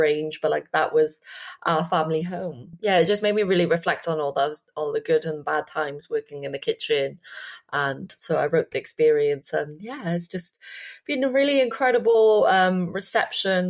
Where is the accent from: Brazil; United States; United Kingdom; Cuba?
United Kingdom; Wales; I grew up in the Chinese takeaway in Wales.